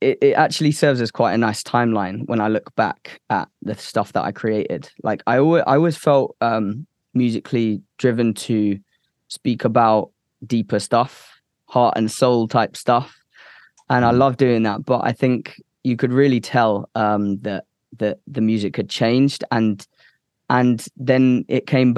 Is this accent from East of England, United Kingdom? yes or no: yes; Cambridge, East of England, United Kingdom; also born or lived in United States; I moved back in to Cambridge, my hometown, for a little bit